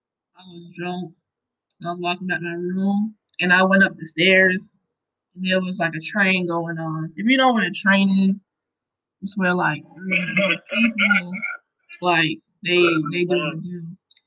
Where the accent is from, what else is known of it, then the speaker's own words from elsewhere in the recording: New York, United States; born there; also born or lived in Connecticut / Pennsylvania / Hawaii; born in New York. And then I moved to Connecticut. Then I moved to Pennsylvania. Then I moved to Hawaii. And then I cam